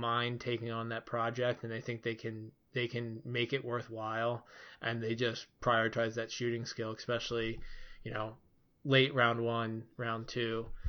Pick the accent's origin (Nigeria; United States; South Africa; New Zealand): United States; Philadelphia, Pennsylvania; And since I was born raised in Philadelphia and also until the Chuck Fletcher era, a pretty big Flyers fan, that definitely makes sense to me.